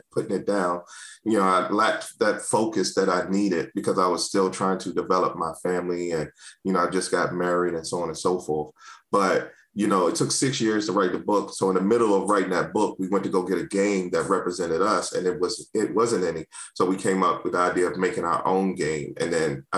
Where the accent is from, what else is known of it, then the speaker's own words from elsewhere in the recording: Washington, District of Columbia, United States; moved away as an adult; also born or lived in Prince George's County, Maryland; now in Maryland, United States; I grew up in Washington, D.C., born and raised